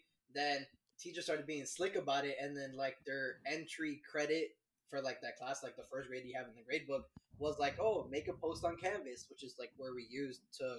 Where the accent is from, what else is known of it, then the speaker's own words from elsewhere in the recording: Miami, Florida, United States; I'm from Miami.